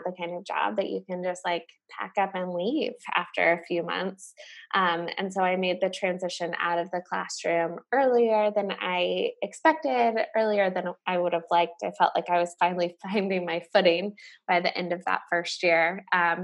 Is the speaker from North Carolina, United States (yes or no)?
yes; Charlotte, North Carolina, United States; growing up in North Carolina